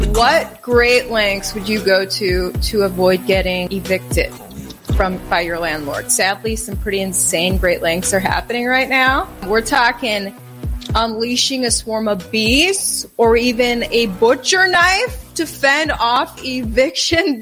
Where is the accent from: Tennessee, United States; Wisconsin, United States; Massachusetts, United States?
Wisconsin, United States; moved away as an adult; also born or lived in New York / South Carolina / Kentucky / Minnesota; I grew up in Wisconsin, then uh, school in New York, work in South Carolina, work in Kentucky, work in Minnesota, work in Texas